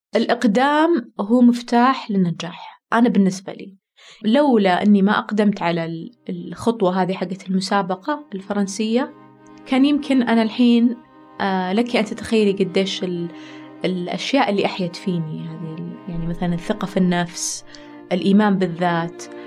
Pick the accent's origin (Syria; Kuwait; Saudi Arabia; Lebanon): Saudi Arabia; عندنا في السعودية